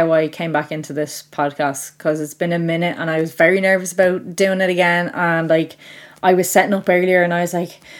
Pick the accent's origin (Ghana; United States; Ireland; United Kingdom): Ireland; because I'm Irish